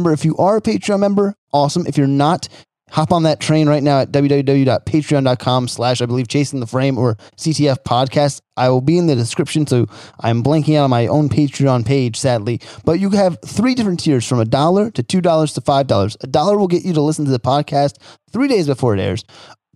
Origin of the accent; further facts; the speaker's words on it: New Jersey, United States; moved away; I'm from New Jersey originally